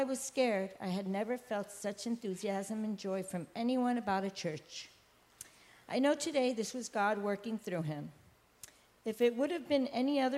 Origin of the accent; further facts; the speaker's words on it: Puerto Rico; also born or lived in San Francisco, California, United States; I was born in San Francisco, and at the age of 8, my mother and father got divorced, forcing me to move with my mother and siblings to Puerto Rico.